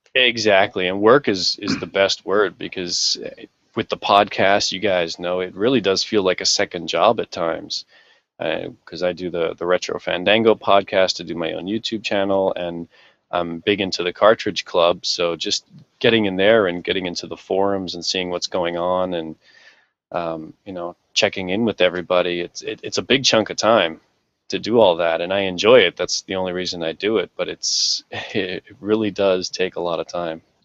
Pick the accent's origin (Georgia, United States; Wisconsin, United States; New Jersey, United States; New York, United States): New Jersey, United States; Jersey City; moved away as an adult; now in Japan; my hometown of Jersey City